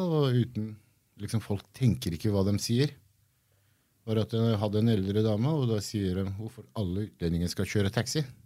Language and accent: Norwegian; Gressvik, Viken, Norway; also born or lived in Iran; Jeg har vokst opp på Gressvik. Jeg er fra Gressvik.